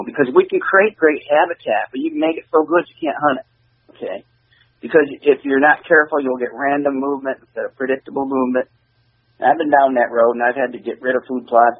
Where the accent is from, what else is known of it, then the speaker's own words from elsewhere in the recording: Michigan, United States; we're from Michigan